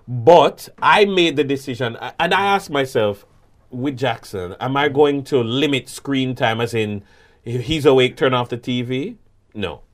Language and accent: English; Jamaica